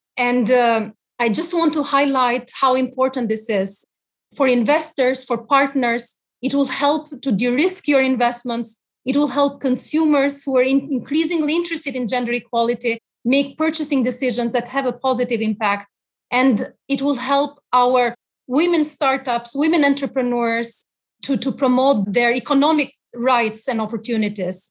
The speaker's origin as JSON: {"language": "English", "country": "Albania", "tie": "born or raised there", "moved": "yes", "said": "my personal experiences growing up in Albania"}